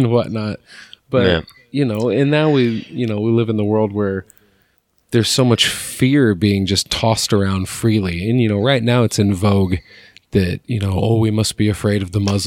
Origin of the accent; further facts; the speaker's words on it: outside Cedar Rapids, Iowa, United States; I grew up outside Cedar Rapids. Cedar Rapids, Iowa, is like the second most populous city in the state